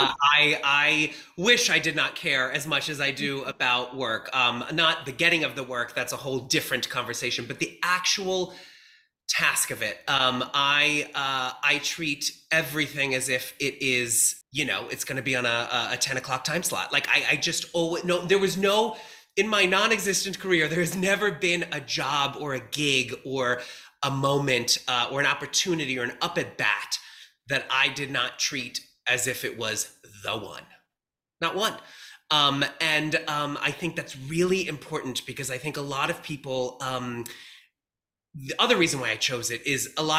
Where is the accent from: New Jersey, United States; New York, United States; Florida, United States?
New York, United States; I was a theater kid growing up in New York